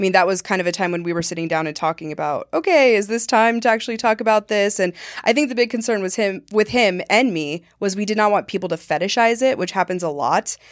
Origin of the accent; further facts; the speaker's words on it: Montana, United States; moved away; I grew up in Montana